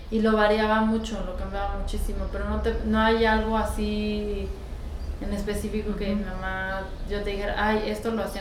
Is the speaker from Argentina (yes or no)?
no; France; Fíjate que no comíamos, es que somos de Francia, mi abuela es realmente alemana.